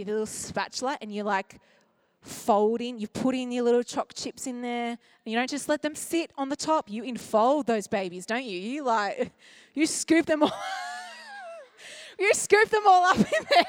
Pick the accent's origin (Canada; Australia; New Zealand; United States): Australia; as an Australian